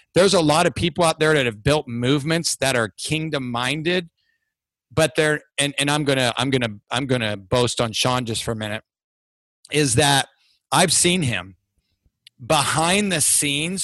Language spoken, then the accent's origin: English; Ohio, United States; moved away; I'm from Ohio